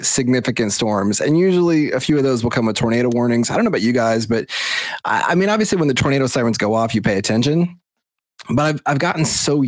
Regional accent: Nashville, Tennessee, United States; I'm from Nashville, Tennessee

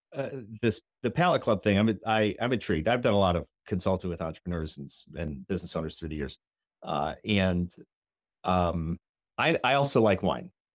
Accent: Rockford, Illinois, United States; I'm from Rockford

